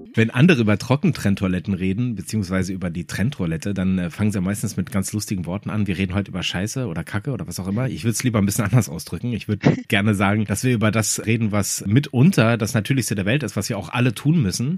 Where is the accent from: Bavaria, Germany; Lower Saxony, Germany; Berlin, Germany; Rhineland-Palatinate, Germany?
Berlin, Germany; ich bin aus Berlin